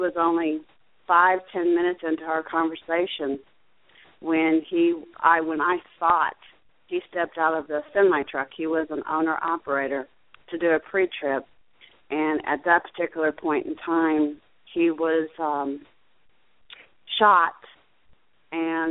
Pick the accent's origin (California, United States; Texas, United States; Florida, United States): Florida, United States; Fort Myers; also born or lived in Ocala, Florida / Jacksonville, Florida; I was born and raised in Fort Myers, Florida